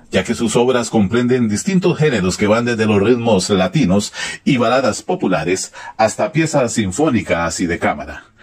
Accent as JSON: {"language": "Spanish", "country": "Costa Rica", "said": "soy tico"}